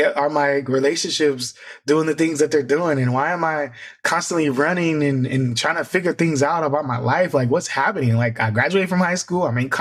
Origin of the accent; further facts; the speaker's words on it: Fort Wayne, Indiana, United States; moved away; I'm from Indiana originally.